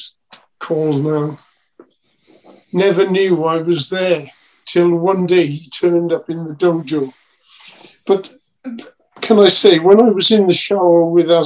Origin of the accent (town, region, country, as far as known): Wales, United Kingdom